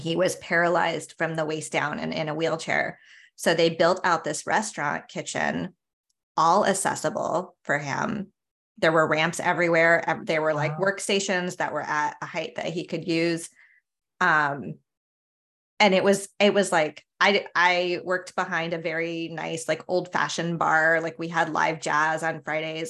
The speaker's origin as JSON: {"language": "English", "town": "San Diego", "region": "California", "country": "United States", "tie": "born or raised there", "also_born_or_lived": "New York City", "moved": "as an adult", "said": "I grew up in San Diego"}